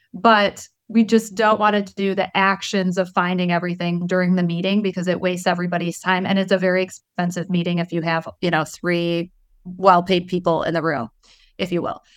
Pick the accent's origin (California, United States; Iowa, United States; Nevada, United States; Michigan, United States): Michigan, United States; Detroit; I'm from Detroit, so we're, like, a little rough, you know, over there